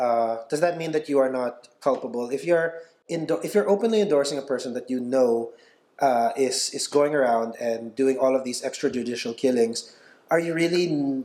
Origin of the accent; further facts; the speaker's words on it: Philippines; I'm a Filipino citizen as well.